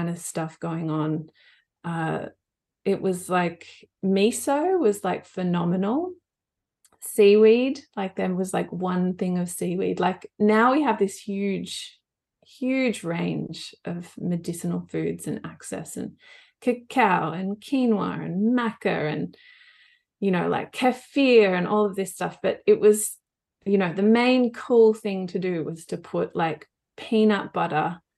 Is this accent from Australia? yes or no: yes; Blue Mountains, New South Wales, Australia; I grew up in the Blue Mountains where you both are.